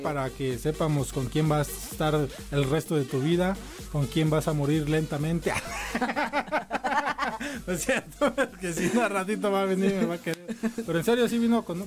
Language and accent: Spanish; Mexico City, Mexico; accent: chilango; uno como chilango, que nos dicen chilangos, tiene una forma de hablar